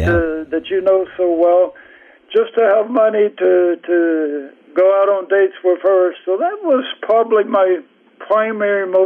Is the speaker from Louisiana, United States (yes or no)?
no; Greenwood, Mississippi, United States; also born or lived in Cleveland, Mississippi / Leland, Mississippi / Clarksdale, Mississippi / Oxford, Mississippi; First, I moved to Greenwood when I was 10. So we lived in uh, various places in Mississippi Cleveland and uh, Leland and Clarksville and Oxford. But, uh, but when I was 10, we moved to Greenwood